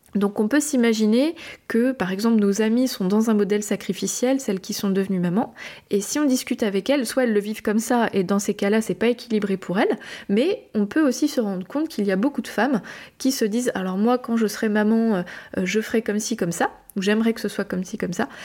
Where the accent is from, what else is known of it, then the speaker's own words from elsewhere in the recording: France; je suis française